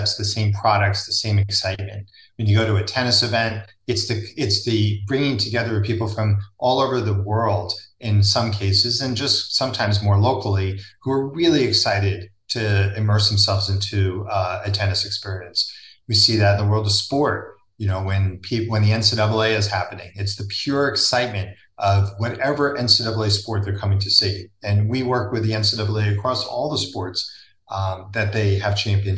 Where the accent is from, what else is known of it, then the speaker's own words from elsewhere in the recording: Woodcliff Lake, New Jersey, United States; I grew up in Woodcliffe Lake, New Jersey